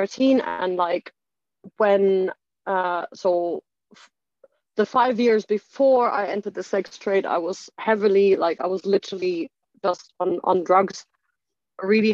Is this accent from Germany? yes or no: yes; Germany; moved away as an adult; also born or lived in Ireland / United Kingdom; I obviously grew up in Germany. So I grew up in Germany